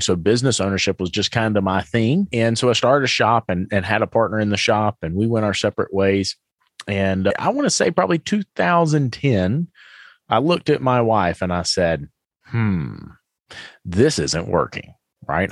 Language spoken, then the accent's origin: English; the South, United States; I'm from the South.